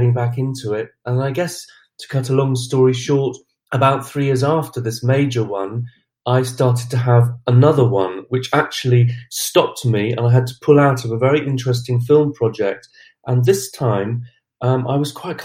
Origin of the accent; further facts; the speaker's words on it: Glastonbury, South West England, United Kingdom; I'm from Glastonbury in Somerset. I've lived in Somerset all my life.